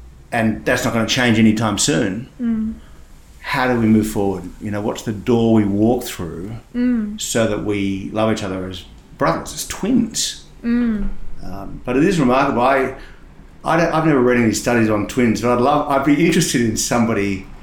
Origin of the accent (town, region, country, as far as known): Sydney, New South Wales, Australia; born or raised there; also born or lived in Perth, Western Australia